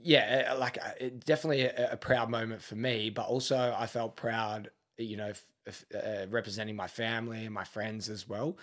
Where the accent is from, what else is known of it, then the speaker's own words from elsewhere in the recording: Melbourne, Victoria, Australia; moved away as an adult; now in Adelaide, Australia; grew up in Melbourne